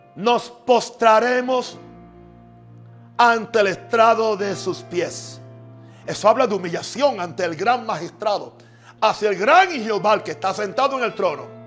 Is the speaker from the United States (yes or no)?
yes; United States; en mi país también, en Estados Unidos